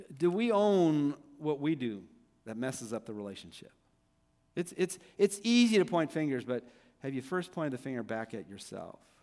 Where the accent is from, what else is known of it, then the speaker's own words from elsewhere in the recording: Downey, California, United States; he was my youth pastor when I was growing up in Downey